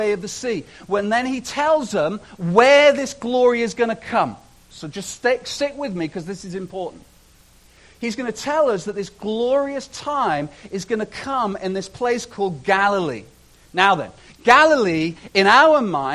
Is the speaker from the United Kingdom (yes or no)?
yes; Chester, North West England, United Kingdom; now in Canada; I am Canadian and I'm also British. So I had the joy as a young man, as a child, of growing up in this city called Chester